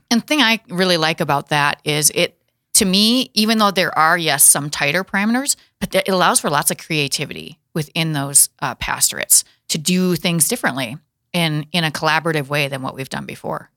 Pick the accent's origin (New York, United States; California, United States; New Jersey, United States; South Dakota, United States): South Dakota, United States; Watertown; my hometown is Watertown Castlewood area